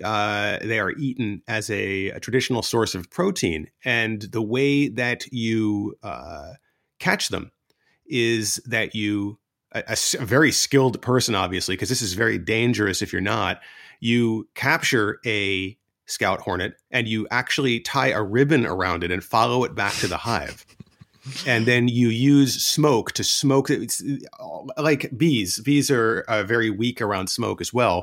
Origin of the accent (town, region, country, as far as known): East Coast of the United States, United States; born or raised there; moved away as an adult; now in Tokyo, Japan